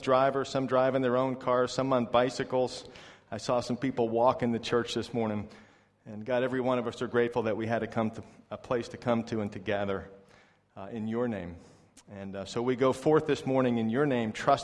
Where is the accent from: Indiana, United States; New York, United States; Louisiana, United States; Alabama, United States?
New York, United States; moved away as an adult; also born or lived in Florida; now in China; I'm from New York in America where we don't really have snakes, but I lived for a long time in Florida.